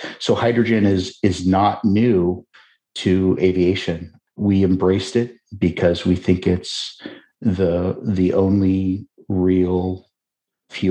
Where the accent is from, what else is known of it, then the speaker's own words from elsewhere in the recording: Seattle, Washington, United States; now in Brooklyn, United States; I'm from Seattle